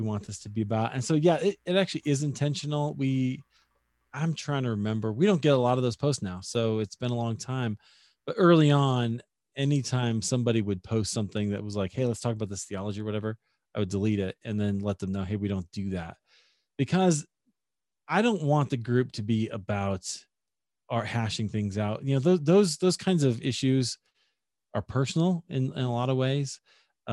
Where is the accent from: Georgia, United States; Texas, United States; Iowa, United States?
Iowa, United States; Des Moines; my hometown of Des Moines, Iowa